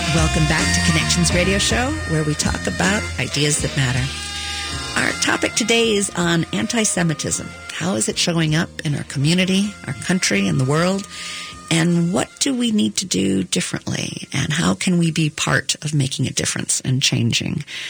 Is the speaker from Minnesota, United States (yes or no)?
yes; Minnesota, United States; being a Minnesotan